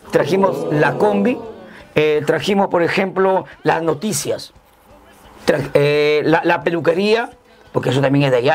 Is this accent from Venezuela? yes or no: no; Colombia; moved away; cuando nosotros llegamos de Colombia, a nosotros no nos decían que vienen los cachai vienen los hermanos, los colombianos, decían